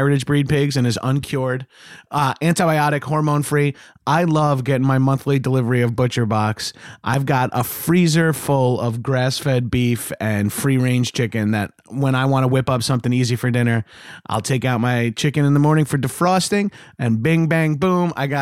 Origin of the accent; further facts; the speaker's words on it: New York, United States; growing up in New York